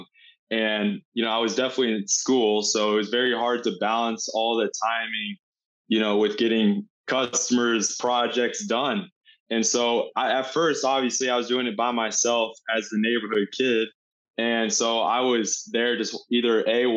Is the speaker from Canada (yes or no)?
no; Indianapolis, Indiana, United States; I'm from Indianapolis, Indiana